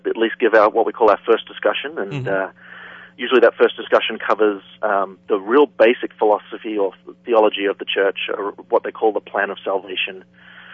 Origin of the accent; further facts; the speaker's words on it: Australia; moved away; as an Australian who was in the church, because I was still in Australia